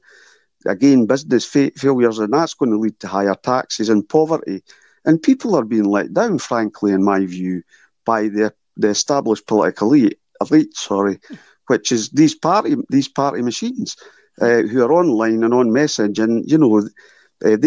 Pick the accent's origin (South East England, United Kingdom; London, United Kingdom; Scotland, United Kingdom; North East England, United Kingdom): Scotland, United Kingdom; Edinburgh; also born or lived in Duddingston Mills; I'm from Portobello originally